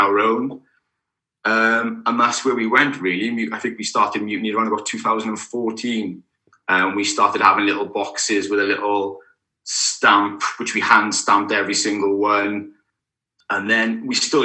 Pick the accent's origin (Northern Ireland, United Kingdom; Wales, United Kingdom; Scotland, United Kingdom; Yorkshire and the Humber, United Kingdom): Wales, United Kingdom; Caerphilly; I'm originally from Caerphilly, which is just down the road from Newport